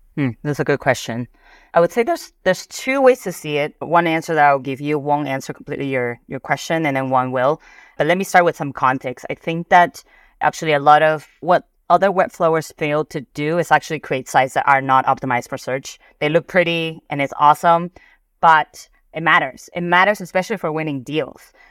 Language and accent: English; Peru; moved away; So I'm Peruvian, I'm Asian, and I grew up in South America.